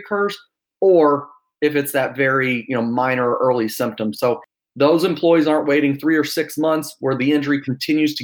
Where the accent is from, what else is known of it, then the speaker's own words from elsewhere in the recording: Louisville, Kentucky, United States; moved away as an adult; now in Austin, United States; I am from Austin, Texas, originally from Louisville.